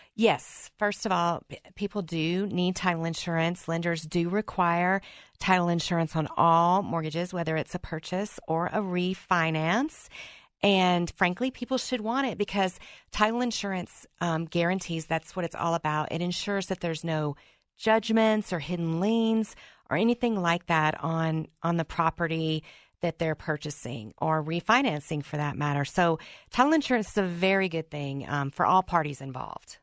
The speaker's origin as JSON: {"language": "English", "region": "Mississippi", "country": "United States", "tie": "born or raised there", "accent": "Southern", "said": "Growing up in Mississippi"}